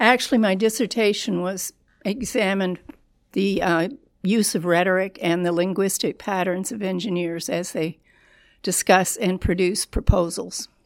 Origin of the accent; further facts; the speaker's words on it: Toronto, Ontario, Canada; moved away as an adult; also born or lived in Tampa; now in Louisiana, United States; I was born and raised in Toronto